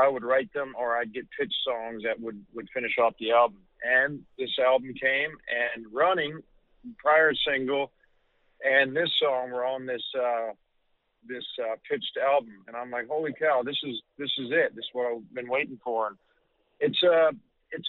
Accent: Canada; the beautiful country of Canada, my home country

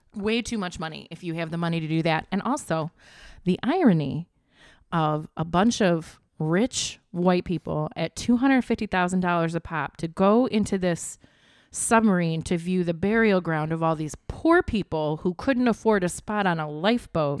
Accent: Flint, Michigan, United States; I'm from Flint, Michigan

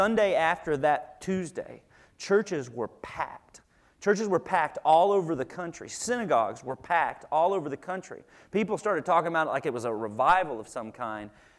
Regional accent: Little Rock, Arkansas, United States; I grew up in Little Rock, Arkansas, right next to Little Rock, Arkansas

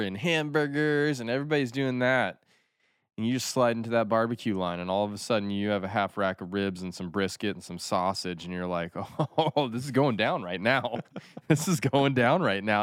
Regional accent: Aspen, Colorado, United States; moved away as an adult; also born or lived in Japan; growing up near Aspen

